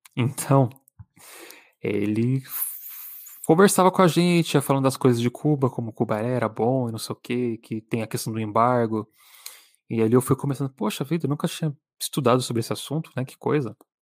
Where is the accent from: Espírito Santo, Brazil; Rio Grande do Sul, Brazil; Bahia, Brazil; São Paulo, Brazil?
São Paulo, Brazil; Eu sou de São Paulo